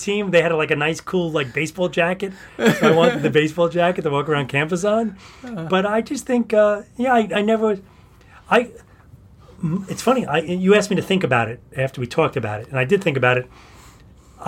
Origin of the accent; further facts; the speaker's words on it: New York City, New York, United States; I grew up in the Bronx.